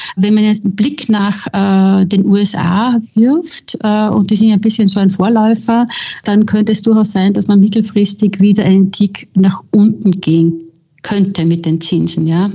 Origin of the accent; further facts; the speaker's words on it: Austria; moved away as an adult; also born or lived in Vienna; now in Berlin, Germany; ich bin Österreicherin